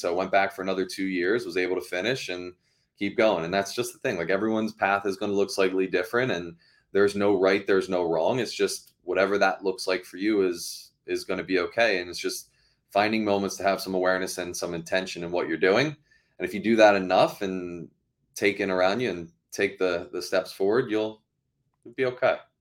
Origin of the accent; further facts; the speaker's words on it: Baltimore, Maryland, United States; moved away as an adult; now in Massachusetts, United States; I grew up, um, in Maryland, so in Baltimore, Maryland.